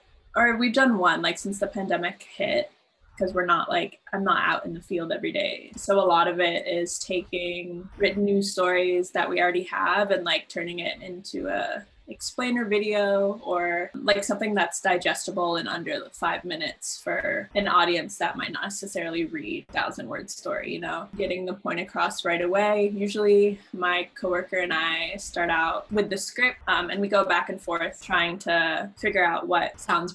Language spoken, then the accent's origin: English; San Francisco, California, United States; now in New York, United States; I'm from San Francisco